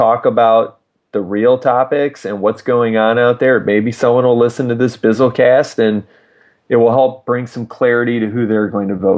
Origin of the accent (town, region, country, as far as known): United States